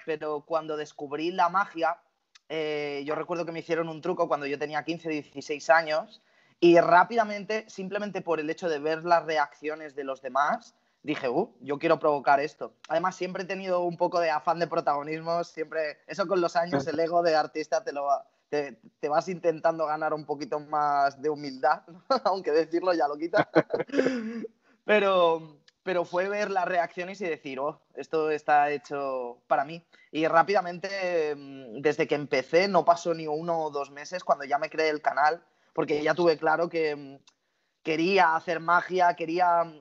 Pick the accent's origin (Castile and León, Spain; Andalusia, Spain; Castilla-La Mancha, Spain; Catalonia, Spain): Catalonia, Spain; Barcelona; tengo 23 años, soy de Barcelona